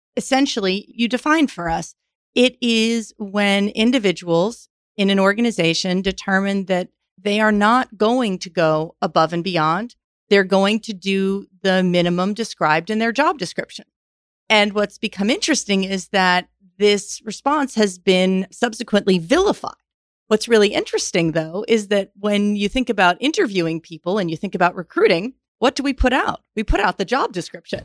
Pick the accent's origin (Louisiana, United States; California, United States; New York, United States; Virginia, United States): New York, United States; moved away; also born or lived in Houston, Texas; I grew up in New York, came to Rice